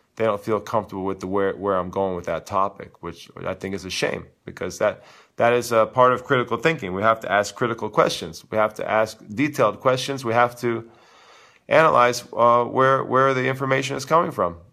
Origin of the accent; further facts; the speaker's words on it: New York City, New York, United States; growing up in New York City